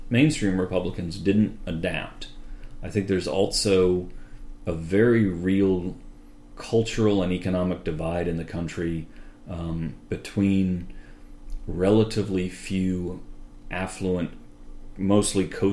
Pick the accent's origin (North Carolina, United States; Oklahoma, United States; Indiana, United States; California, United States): North Carolina, United States; Durham; I grew up in Durham, North Carolina